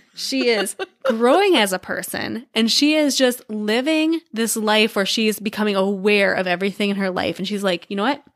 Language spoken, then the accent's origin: English; Iowa, United States; we grew up in Iowa